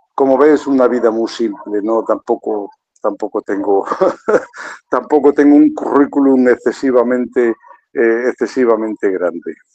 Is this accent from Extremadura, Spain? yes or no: yes; Extremadura, Spain; moved away as an adult; also born or lived in Zimbabwe; Yo soy extremeño, y bueno, los extremeños tenemos fama de que, de que no sabemos hablar muy bien, ¿no? nos comemos mucho las palabras